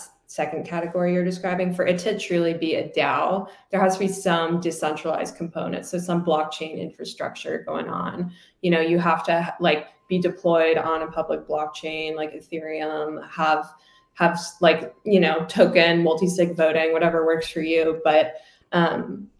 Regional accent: Virginia, United States; I'm from Virginia

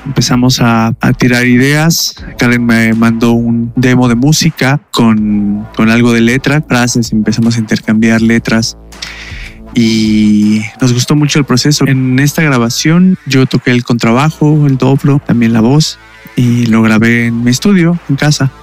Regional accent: Mexico City, Mexico; soy de la Ciudad de México

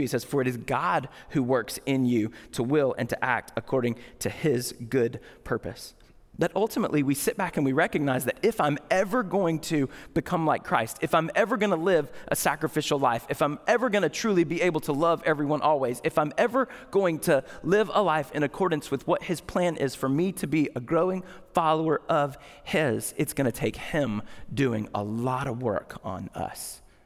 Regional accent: United States; we're American

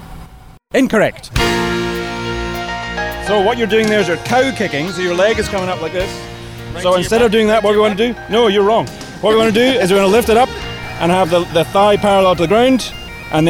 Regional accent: Scotland, United Kingdom; now in Nova Scotia, Canada; I'm originally from Scotland.

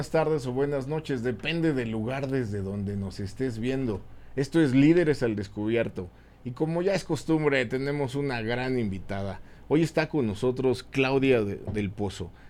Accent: Mexico; en México los mexicanos decidimos dónde nacer.

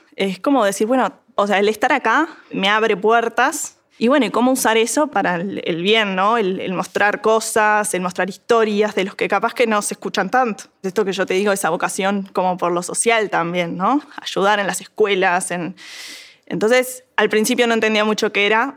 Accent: Montevideo, Uruguay; soy de Montevideo

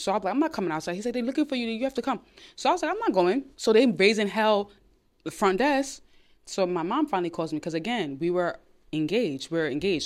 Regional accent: New York City, New York, United States; I'm from Brooklyn, New York.

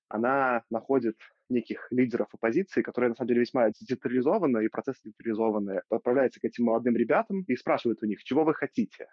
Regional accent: Belarus; я белорус

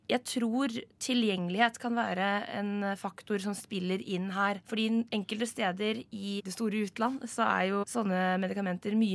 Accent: Vestland, Norway; Jeg er 22 år, og jeg kommer fra Hardanger.

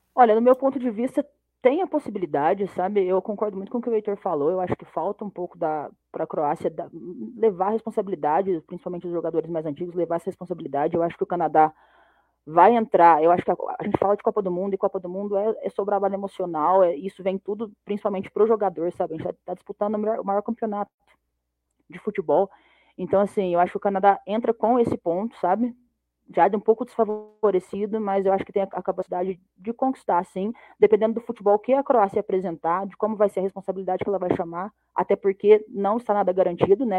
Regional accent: Brazil; Eu, como brasileira

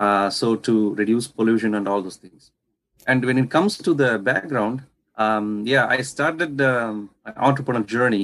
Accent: India; I come from India, so where we use agarbattis or incense sticks for pujas and stuff like worship.

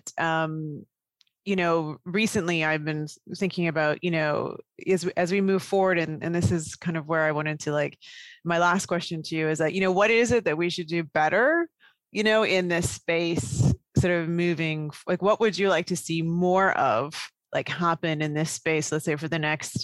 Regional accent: Canada; a child of Indian immigrants growing up in Canada.

